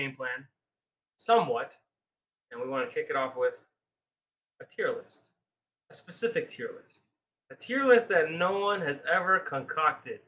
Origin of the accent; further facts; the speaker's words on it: Midwest, United States; We are from United States, specifically the Midwest area.